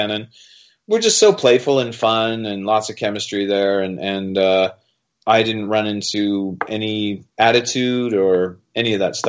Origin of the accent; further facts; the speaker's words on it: Wales, United Kingdom; As a Welshman, I know about rolling the eyes at the monarchy.